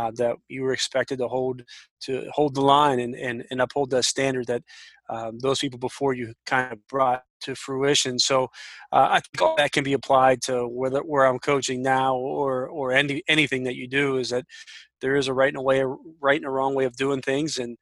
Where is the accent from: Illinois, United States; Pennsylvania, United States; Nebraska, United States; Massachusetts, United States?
Pennsylvania, United States; Washington; moved away as an adult; also born or lived in Marietta, Ohio; now in Granville, United States; I grew up in Pittsburgh, Pennsylvania, just south of a little town called Washington, PA